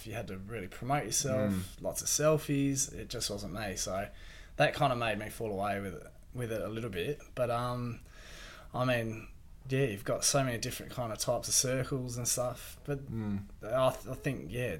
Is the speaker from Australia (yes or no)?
yes; Perth, Western Australia, Australia; moved away as an adult; now in Bunbury, Australia; I'm from Perth, so a lot of my mates, surfing mates, are up there. So I've kind of moved down to Bunbury